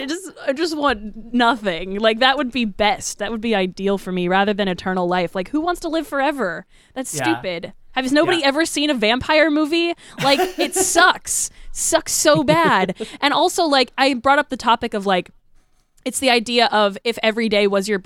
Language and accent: English; Florida, United States; That really fucking hit home really hard for me because I was raised Baptist in Florida.